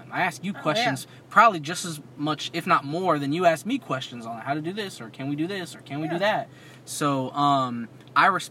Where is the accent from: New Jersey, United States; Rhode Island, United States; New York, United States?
New Jersey, United States; I come from Jersey